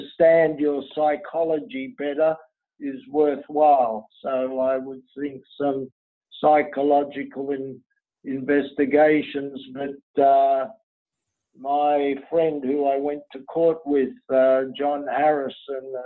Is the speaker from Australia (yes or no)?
no; Lebanon; I was born in Lebanon